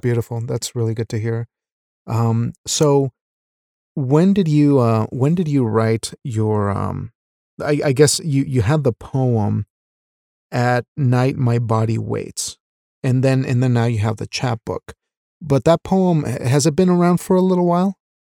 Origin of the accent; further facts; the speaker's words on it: Wyoming, United States; also born or lived in Mexico; I'm a Mexican raised in Wyoming. So we moved from Mexico when I was ten years old